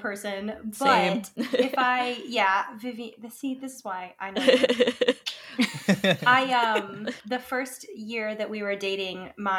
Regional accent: Alabama, United States; now in Georgia, United States; I'm in Georgia. I'm from Alabama.

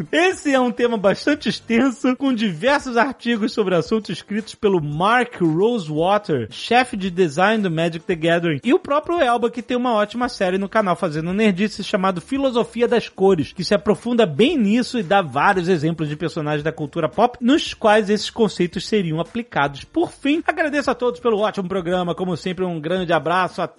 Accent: Petrópolis, Rio de Janeiro, Brazil; Sou de Petrópolis, mas me formei na UESO, Universidade Pública na Zona Oeste do Rio, mais especificamente em Campo Grande.

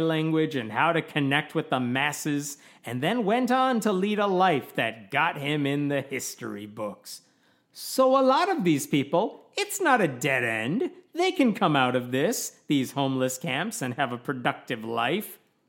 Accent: Illinois, United States; We're from Illinois

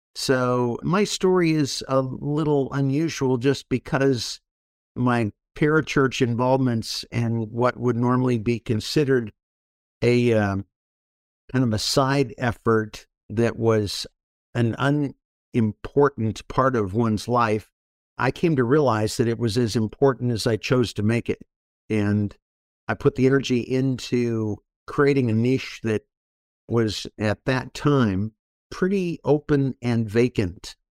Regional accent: Orange County, California, United States; Born and raised in Orange County, California.

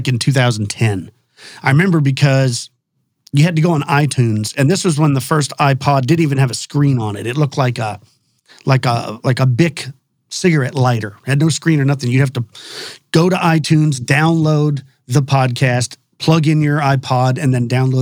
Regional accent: Texas, United States; I'm a native Texan. I was born here in Texas. I grew up in a small town just west of Dallas-Fort Worth

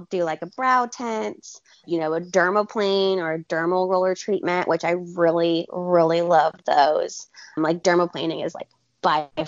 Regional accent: Alabama, United States; also born or lived in Portland, Oregon / California / Arizona; so I'm from Alabama originally. I mean, I've lived all over the country.

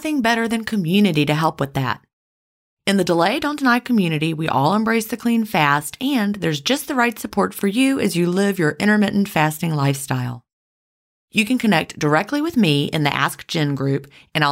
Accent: the American South, United States; accent: Southern

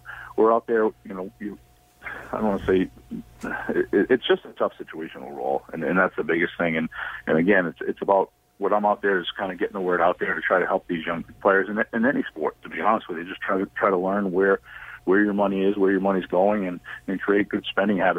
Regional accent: United States; I am American

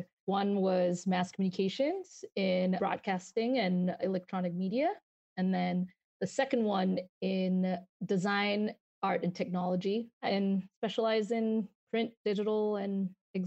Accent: Malaysia; moved away as an adult; now in United States; I'm from Malaysia, born and raised. I moved here when I was 22

